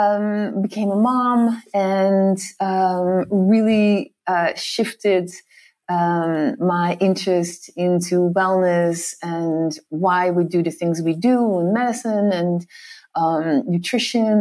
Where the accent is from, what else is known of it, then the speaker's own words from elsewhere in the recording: Netherlands; moved away as an adult; also born or lived in New York City, United States; I grew up in the Netherlands. I'm Dutch and I lived there for my first 21 years